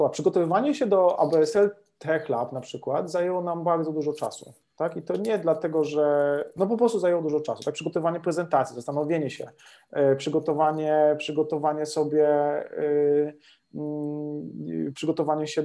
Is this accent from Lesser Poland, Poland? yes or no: yes; Lesser Poland, Poland; Jeszcze jak jesteśmy z Małopolski, to, to, to, to, to się, no, no nie dało się inaczej